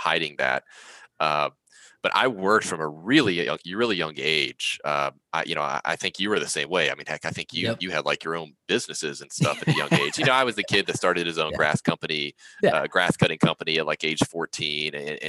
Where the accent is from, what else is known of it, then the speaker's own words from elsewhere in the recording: West Virginia, United States; I grew up in West Virginia, not a super wealthy area.